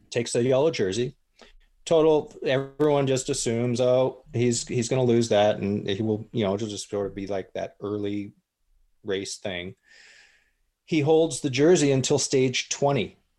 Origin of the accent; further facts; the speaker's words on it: United States; moved away as an adult; also born or lived in Spain; coming over as an American.